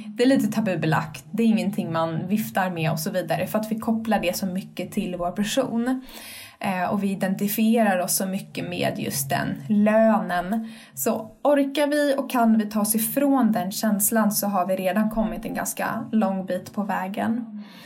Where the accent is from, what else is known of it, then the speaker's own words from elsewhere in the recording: Sweden; vi svenskar